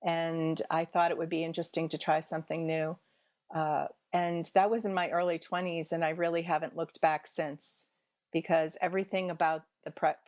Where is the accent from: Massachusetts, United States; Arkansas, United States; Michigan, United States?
Massachusetts, United States; Boston; born there; also born or lived in Indiana; I grew up in several different parts of the country. I was born in Boston, Massachusetts, here in the United States. But when I was a baby, my family moved to Indiana and spent a few years there.